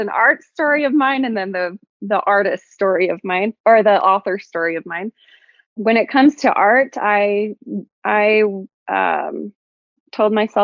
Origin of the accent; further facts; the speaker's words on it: Clearfield, Utah, United States; I grew up in Utah, like in Clearfield area